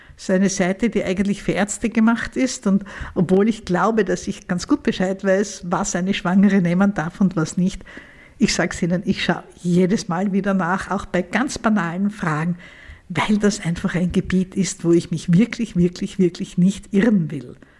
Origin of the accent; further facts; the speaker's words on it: Vienna, Austria; bei uns in Wien